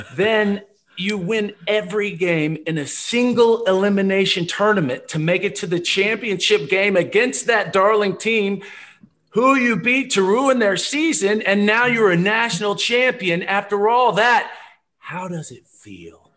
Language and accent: English; Lexington, Kentucky, United States; now in Austin, United States; I'm from Lexington with Rex, so grew up Kentucky fan